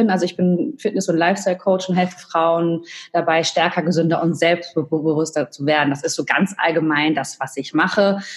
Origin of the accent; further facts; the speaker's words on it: United States; now in Germany; Also ich bin Amerikanerin, ich war öfter da, auch zwei Jahre mal zur Highschool